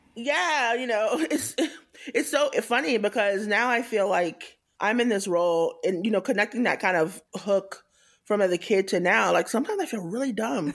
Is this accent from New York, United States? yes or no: no; Tallahassee, Florida, United States; moved away as an adult; also born or lived in Atlanta / Kansas City / Boston; now in San Francisco, United States; I grew up in Tallahassee, Florida, which is in North Florida, the Panhandle.